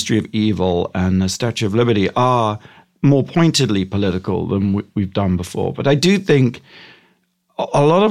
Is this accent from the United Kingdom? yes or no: yes; Gosport, South East England, United Kingdom; moved away as an adult; now in United States; I grew up in England